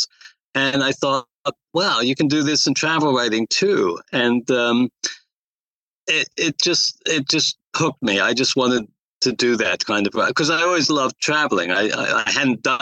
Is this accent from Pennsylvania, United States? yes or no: no; New Jersey, United States; also born or lived in Poland; I found one at the Trenton Times in New Jersey, which is my home state